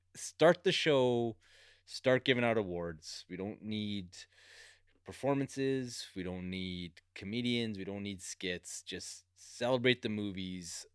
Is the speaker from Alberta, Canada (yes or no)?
yes; Alberta, Canada; I grew up in Alberta